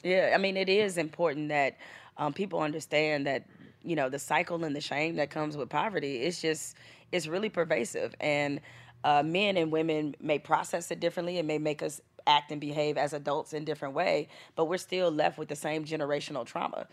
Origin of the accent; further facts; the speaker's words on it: Detroit, Michigan, United States; growing up in Detroit in the hood